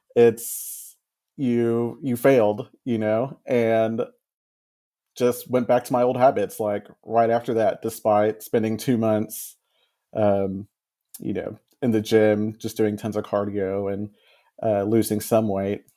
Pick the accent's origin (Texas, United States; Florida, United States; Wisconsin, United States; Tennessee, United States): Texas, United States; I grew up here in Texas